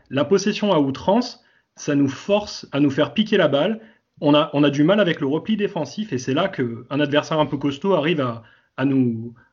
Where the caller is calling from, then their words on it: Philadelphia, Pennsylvania, United States; Oui, eh ben, je ne sais pas si j'ai le record euh, de l'auditeur le plus lointain pour l'instant, mais j'habite à Philadelphie, aux États-Unis. Je pense que oui.